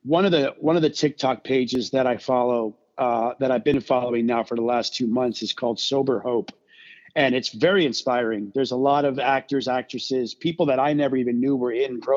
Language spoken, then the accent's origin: English; South Florida, United States; growing up in South Florida